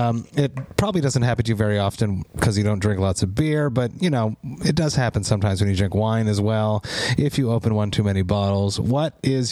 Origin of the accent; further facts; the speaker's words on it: Montreal, Quebec, Canada; I am from Montreal. It is a metal mecca.